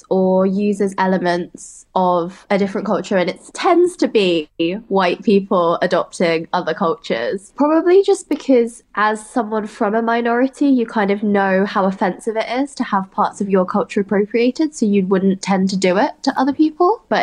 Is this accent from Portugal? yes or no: no; United Kingdom; I'm British Chinese.